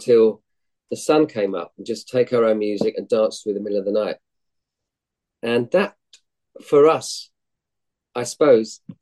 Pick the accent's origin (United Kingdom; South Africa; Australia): United Kingdom; Hounslow, London; I grew up in Hounslow, which is a suburb west of London, near to Heathrow Airport.